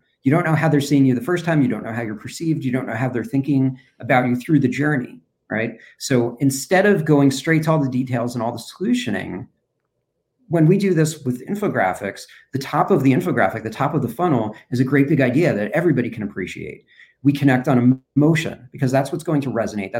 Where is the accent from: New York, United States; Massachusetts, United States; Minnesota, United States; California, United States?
New York, United States; now in Cincinnati, United States; I'm originally from New York